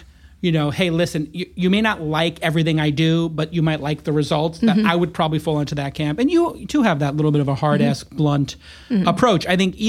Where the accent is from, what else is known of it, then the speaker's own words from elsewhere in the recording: New York, United States; also born or lived in Los Angeles, United States; coming from a place like LA and then growing up in New York, is insane to witness.